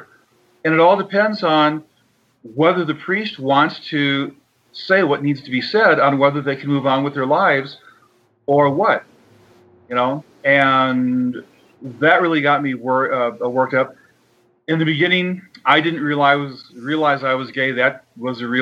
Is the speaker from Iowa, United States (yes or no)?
yes; Dubuque, Iowa, United States; also born or lived in Baltimore; I was from Iowa, Dubuque, Iowa, right on the Mississippi